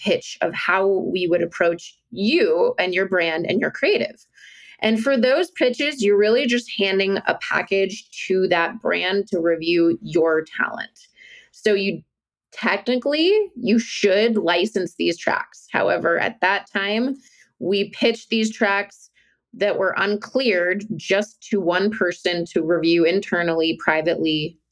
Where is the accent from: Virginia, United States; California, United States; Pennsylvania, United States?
Virginia, United States; moved away; I'm from Virginia, this beautiful state, the beautiful state of Virginia. I'm not living there now